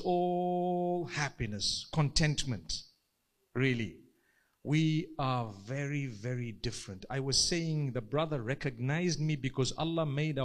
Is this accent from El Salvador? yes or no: no; Zimbabwe; I come from Zimbabwe.